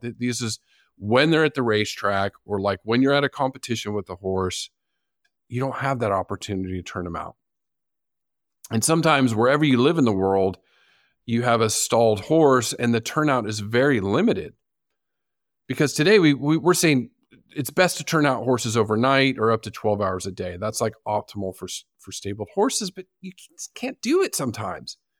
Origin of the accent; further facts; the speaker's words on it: San Diego, California, United States; my hometown zoo, the San Diego Zoo